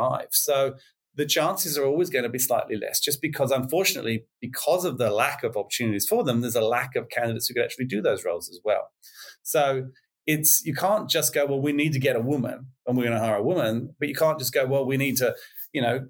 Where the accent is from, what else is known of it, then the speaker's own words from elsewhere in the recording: England, United Kingdom; moved away as an adult; now in Australia; being English, even though I've been here 25 years now